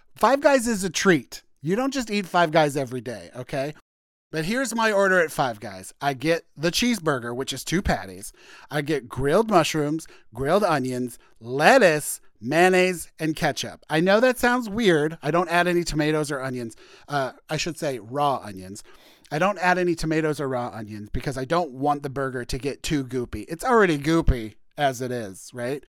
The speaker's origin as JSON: {"language": "English", "town": "Warrenton", "region": "Missouri", "country": "United States", "tie": "born or raised there", "moved": "yes", "said": "I grew up on a farm in a little town called Warrenton, Missouri"}